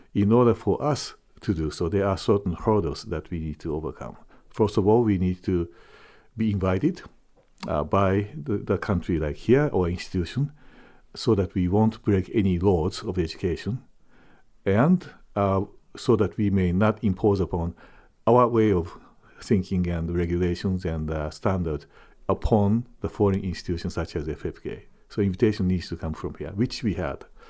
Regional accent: Japan; moved away as an adult; also born or lived in Trondheim, Norway; now in Fort Wayne, United States; I am a Japanese, I'm born and raised in Japan

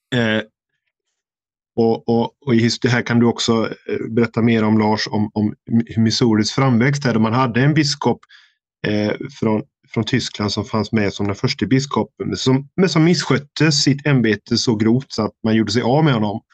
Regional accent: Sweden; moved away; hemma i Sverige

